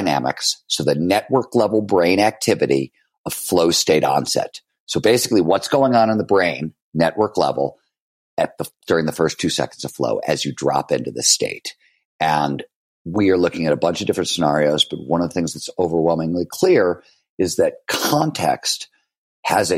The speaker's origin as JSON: {"language": "English", "town": "Cleveland", "region": "Ohio", "country": "United States", "tie": "born or raised there", "also_born_or_lived": "Chicago, Illinois", "said": "I was born in Chicago, but we moved to Cleveland very early on"}